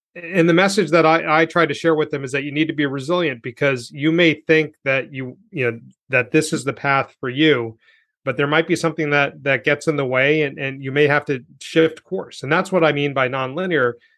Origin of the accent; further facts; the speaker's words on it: New York City, New York, United States; I was born here. Like, I'm an American